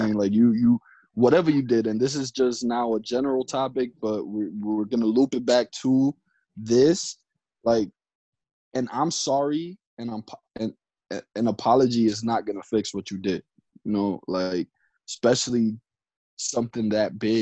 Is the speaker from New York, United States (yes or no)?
yes; New York, United States; now in Florida, United States; I'm normally from New York